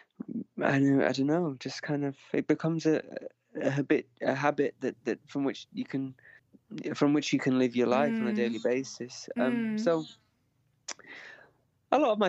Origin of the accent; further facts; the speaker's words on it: the north of England, United Kingdom; I'm Northern English